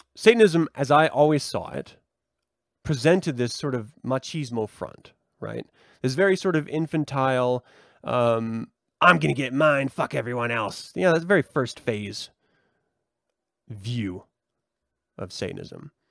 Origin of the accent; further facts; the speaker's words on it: United States; we as a culture, as an American society